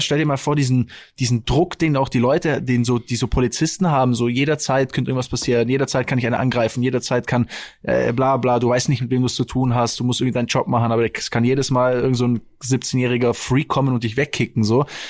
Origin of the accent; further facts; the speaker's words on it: Stuttgart, Baden-Württemberg, Germany; bei uns in Stuttgart